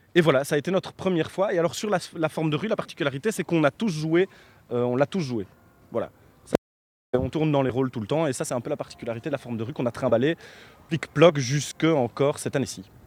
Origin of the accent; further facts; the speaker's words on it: Belgium; nous on est belge